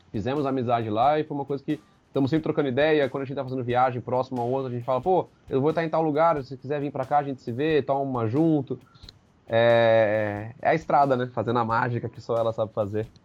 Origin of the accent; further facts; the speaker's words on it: Amparo, São Paulo, Brazil; Quer dizer, eu sou de Amparo, esse casal é de Curitiba, que é o Osmar e a Ângela, e eu fui conhecer eles lá em Brasília.